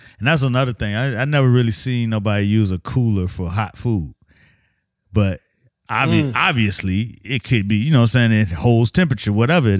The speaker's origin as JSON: {"language": "English", "town": "Miami", "region": "Florida", "country": "United States", "tie": "born or raised there", "said": "I grew up in Miami in the 70s and 80s. As probably the only Muslim in my neighborhood that I knew."}